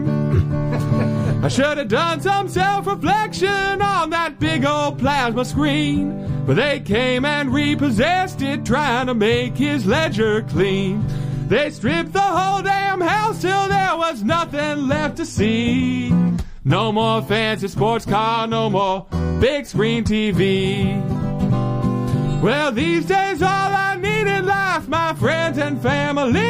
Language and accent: English; Louisville, Kentucky, United States; also born or lived in Austin, Texas; I grew up, born and raised in Louisville, ended up going to college at Center in Danville